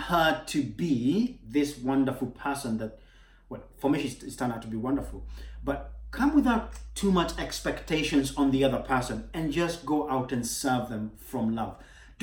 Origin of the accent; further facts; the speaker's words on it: Kenya; moved away; I'm from Kenya originally